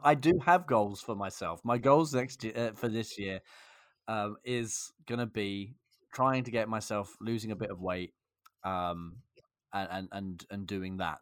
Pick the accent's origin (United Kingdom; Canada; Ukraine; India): United Kingdom; England; I'm English